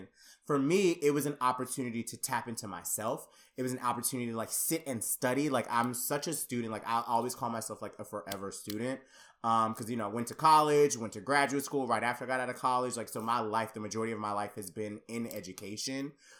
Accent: Conyers, Georgia, United States; growing up Black and growing up, I'm from Conyers, Georgia. If you look it up on a map, it is literally like one of the smallest cities in Georgia, like completely coming from a very like conservative Black family.

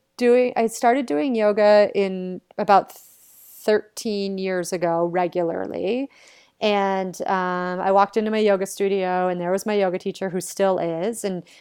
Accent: New England, United States; I'm like this girl from New England, like growing up in a very regular American household

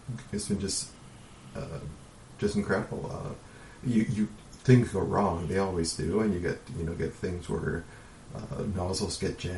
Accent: Canada; as a Canadian

